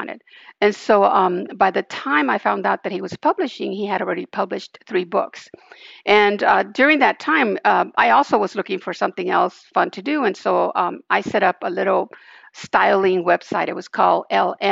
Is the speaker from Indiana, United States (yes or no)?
no; Los Angeles, California, United States; also born or lived in Central America; I was born in Central America, but grew up in Hollywood, California. Went to Hollywood High